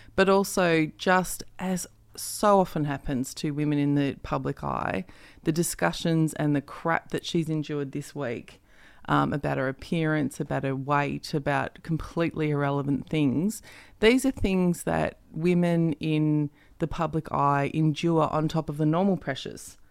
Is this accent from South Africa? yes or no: no; Perth, Western Australia, Australia; moved away; I'm actually from Perth